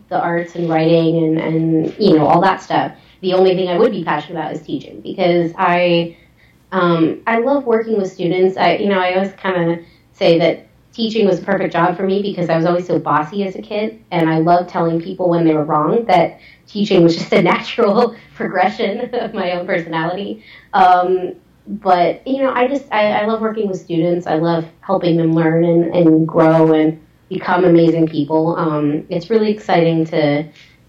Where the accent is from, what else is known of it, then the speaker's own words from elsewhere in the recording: United States; I'm from the U.S. Like, I was born here, raised here